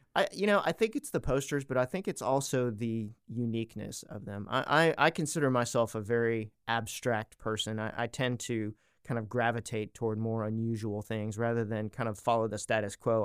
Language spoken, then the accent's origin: English; East Coast, United States; moved away as an adult; now in Arkansas, United States; I grew up on the East Coast, so I'm not technically local, but I've been in Arkansas for about thirty years